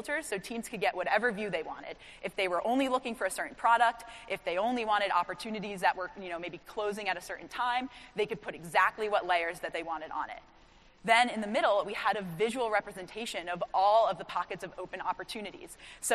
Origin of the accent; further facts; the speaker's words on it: New York, United States; I'm from New York